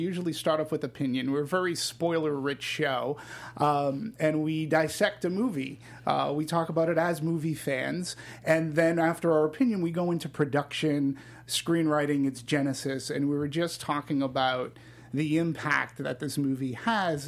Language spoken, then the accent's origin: English; Boston, Massachusetts, United States; My hometown.